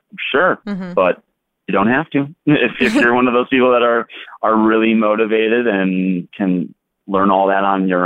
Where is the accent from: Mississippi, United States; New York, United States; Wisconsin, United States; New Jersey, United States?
Wisconsin, United States; Fond du Lac; moved away as an adult; now in Chicago, United States; I currently live in Chicago. I've been here for about 8 years, but I grew up in Fond du Lac, Wisconsin